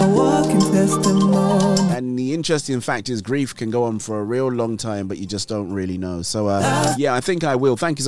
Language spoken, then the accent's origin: English; England, United Kingdom; accent: English; my English accent. They say, oh, let's get that guy from the UK